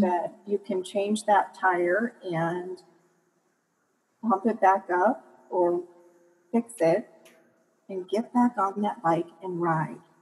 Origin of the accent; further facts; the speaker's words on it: Michigan, United States; now in Colorado, United States; I live in Colorado, so our hills are a little bit bigger than um, when I grew up in Michigan.